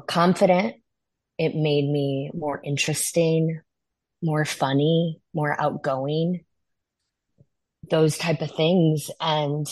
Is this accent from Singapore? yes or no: no; Northwest Indiana, United States; I grew up in Northwest Indiana near Chicago.